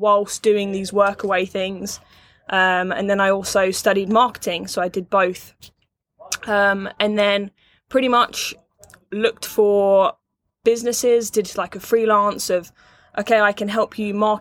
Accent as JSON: {"language": "English", "region": "England", "country": "United Kingdom", "also_born_or_lived": "California / Canada", "moved": "as an adult", "said": "I'm from England originally, so I had sixth form."}